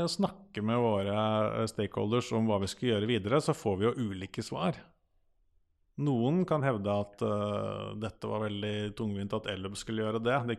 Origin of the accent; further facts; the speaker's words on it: Akershus, Norway; der jeg kommer fra, så har du Høland og Setskog E-verk.